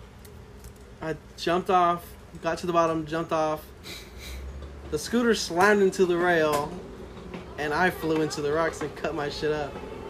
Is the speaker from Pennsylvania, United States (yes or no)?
no; Riverside, California, United States; we are from California. We're from Riverside, California.